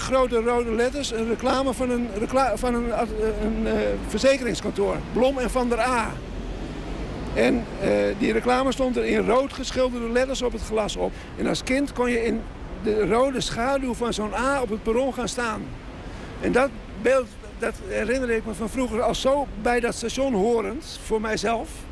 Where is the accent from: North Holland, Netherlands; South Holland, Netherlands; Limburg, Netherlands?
North Holland, Netherlands; Amsterdam; Ik ben in Amsterdam geboren